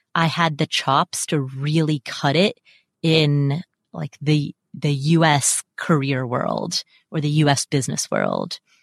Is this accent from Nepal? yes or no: yes; Kathmandu, Bagmati, Nepal; also born or lived in Atlanta, United States; now in Las Vegas, United States; So I'm Nepalese. I was born in Kathmandu.